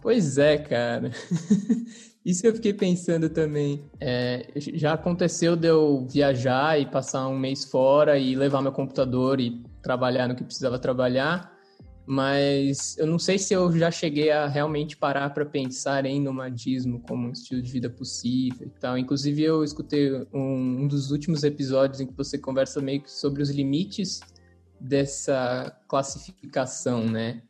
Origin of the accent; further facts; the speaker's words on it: São Paulo, Brazil; also born or lived in Mairiporã area; Eu sou natural de São Paulo.